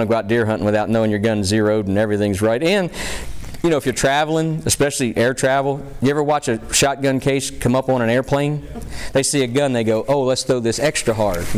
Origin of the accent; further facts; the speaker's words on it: Pennsylvania, United States; in my home state, you know, the folks from Pennsylvania